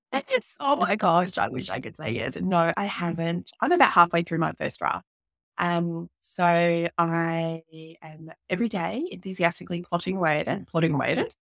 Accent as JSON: {"language": "English", "town": "Townsville", "region": "Queensland", "country": "Australia", "tie": "born or raised there", "said": "my hometown where I'm living now, which is up in, uh, North Queensland in Townsville"}